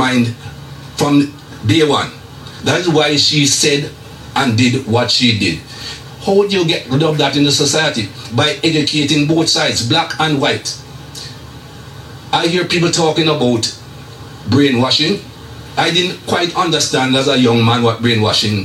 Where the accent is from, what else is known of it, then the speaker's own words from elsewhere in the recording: Jamaica; moved away; as a young man growing up in Jamaica